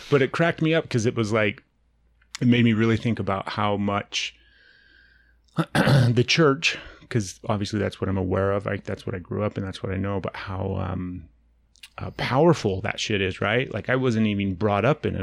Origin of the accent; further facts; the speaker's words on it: Utah, United States; I grew up here in Utah